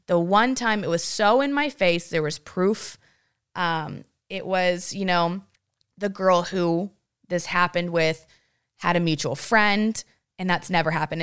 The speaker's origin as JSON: {"language": "English", "town": "Granbury", "region": "Texas", "country": "United States"}